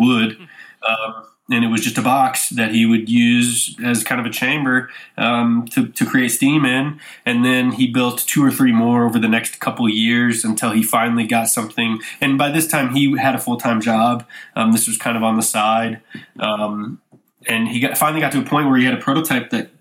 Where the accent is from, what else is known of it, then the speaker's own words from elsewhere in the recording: St. Louis, Missouri, United States; I grew up in St. Louis, Missouri